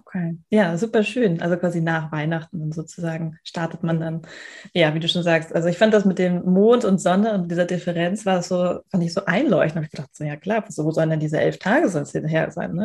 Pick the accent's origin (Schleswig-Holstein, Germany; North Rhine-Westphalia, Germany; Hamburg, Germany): Hamburg, Germany; Wir kommen beide aus Hamburg